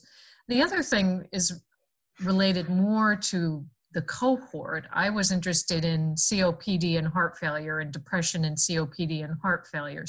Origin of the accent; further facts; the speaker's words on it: United States; moved away as an adult; also born or lived in New Jersey / Connecticut; now in Iowa City, United States; I grew up in the suburbs of New York City, in New Jersey, and in Connecticut